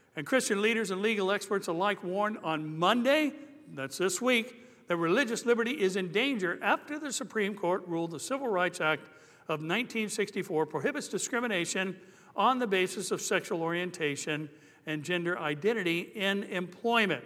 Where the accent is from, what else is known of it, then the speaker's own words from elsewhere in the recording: Anaheim, California, United States; I grew up in Anaheim First Church of the Nazarene